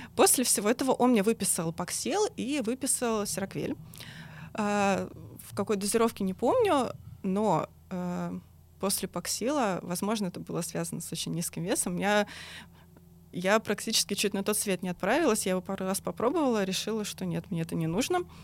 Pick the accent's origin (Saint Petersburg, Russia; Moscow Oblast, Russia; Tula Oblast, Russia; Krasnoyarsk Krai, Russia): Moscow Oblast, Russia; я сама из Подмосковья